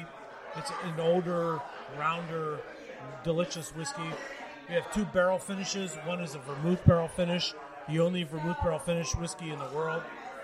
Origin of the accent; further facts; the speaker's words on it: Monessen, Pennsylvania, United States; moved away; I am a Western PA guy. I grew up in the Mon Valley out in Monessen, PA.